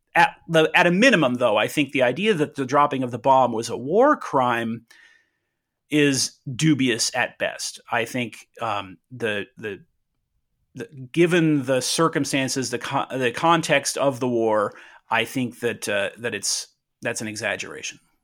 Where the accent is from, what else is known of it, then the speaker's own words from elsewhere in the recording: Southern California, United States; I was born in Southern California in nineteen seventy-six.